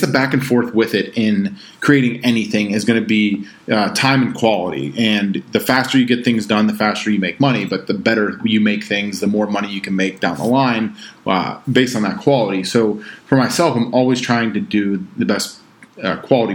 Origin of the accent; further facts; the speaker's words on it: Pittsburgh, Pennsylvania, United States; I'm from Pittsburgh